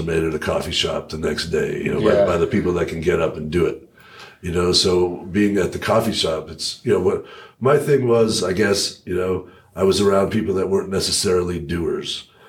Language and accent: English; Parker, Colorado, United States; also born or lived in upstate New York; Well, I was born in upstate New York and then graduated to Ponderosa and Parker.